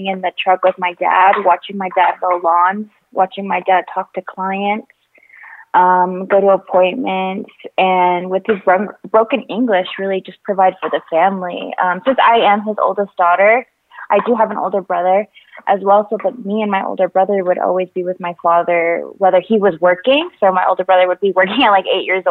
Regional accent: St. George, Utah, United States; now in Salt Lake City, United States; I grew up in St. George, Utah

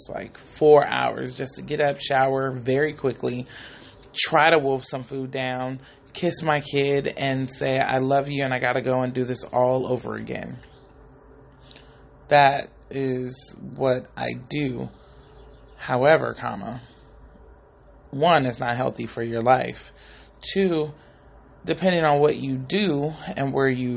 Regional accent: Bay Area, California, United States; I'm from the Bay Area

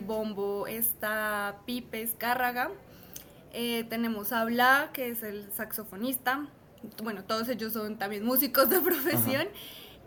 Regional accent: Bogotá, Colombia; nuestro sello como, como rolos

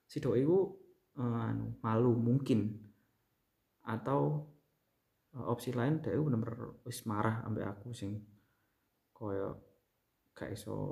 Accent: Banyuwangi, East Java, Indonesia; beberapa yang tahu aku anak Banyuwangi

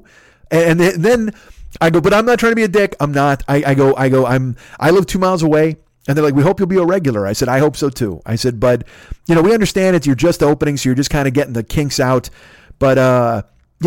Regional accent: Bolingbrook, Illinois, United States; moved away as an adult; also born or lived in Naperville, Illinois; now in Los Angeles, United States; well, Bolingbrook. I said, but I went, you know, I lived in Naperville before I split

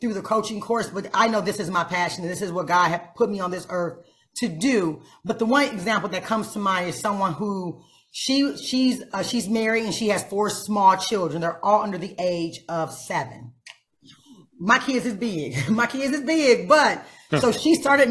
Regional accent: Toledo, Ohio, United States; I'm raised 1 of 5 in the inner city. I'm from Toledo, Lucas County in a building.

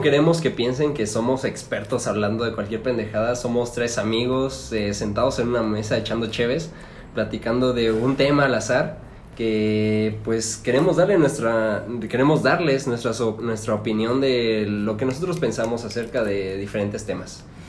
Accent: Celaya, Guanajuato, Mexico; tengo 23 años y soy de Celaya, Guanajuato

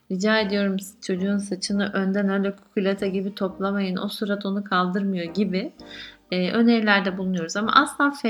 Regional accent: Mediterranean Region, Turkey; bizim Akdeniz bölgesi e, insanları olduğumuz için ister istemez e, Akdeniz coğrafyasında kıl çok fazla.

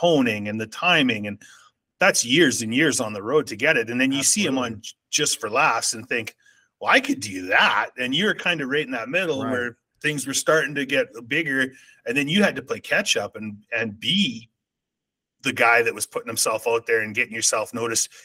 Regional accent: Saskatchewan, Canada; growing up in Saskatchewan

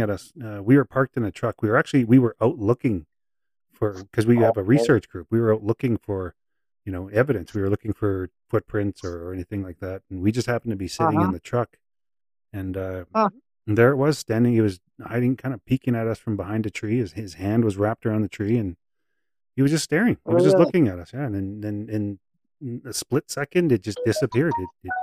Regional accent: Saskatchewan, Canada; now in British Columbia, Canada; I'm from Saskatchewan as well. Like, I'm a prairie boy, so I'm a flatlander, and it just I never heard much while I was living there. But as soon as I moved to BC

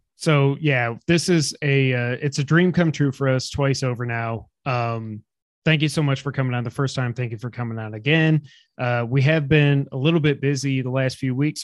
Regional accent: New York, United States; now in Memphis, United States; we grew up in New York

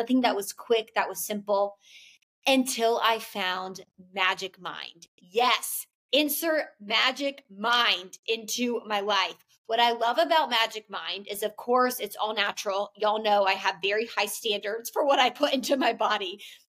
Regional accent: the South, United States; you know, and especially I'm from the South. I live in the Bible Belt. I've lived in the South my entire life.

